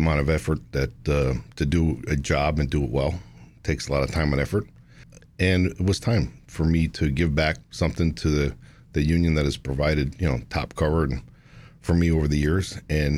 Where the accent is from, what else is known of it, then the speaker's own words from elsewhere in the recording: Connecticut, United States; moved away as an adult; also born or lived in New Hampshire; now in New Jersey, United States; I grew up in Connecticut.